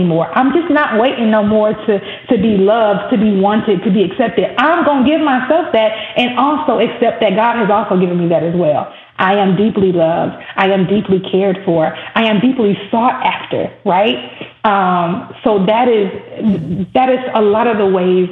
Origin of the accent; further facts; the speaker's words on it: the South, United States; Growing up in the South, there was always the Battle of the Bands every year